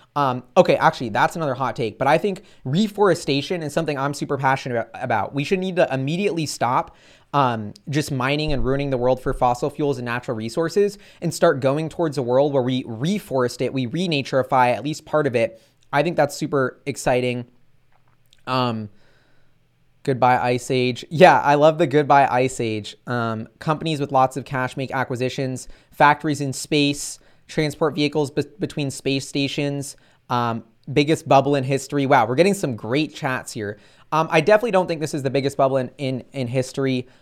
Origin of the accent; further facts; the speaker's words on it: United States; I'm an American